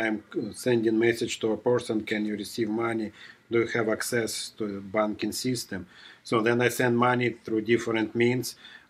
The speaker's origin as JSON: {"language": "English", "country": "Russia", "tie": "born or raised there", "moved": "yes", "said": "I was born in Russia, but more precisely, I was born in the Soviet Union, but I was not born a communist. I was born in a family of underground Russian Baptists."}